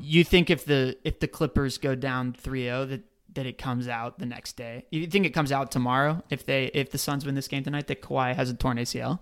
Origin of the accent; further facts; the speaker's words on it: Dallas, Texas, United States; where I grew up in Dallas